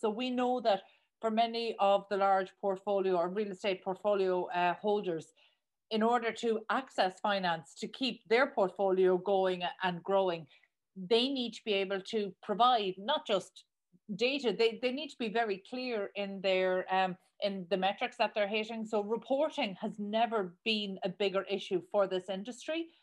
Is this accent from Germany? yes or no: no; Ireland; accent: Irish; my Irish accent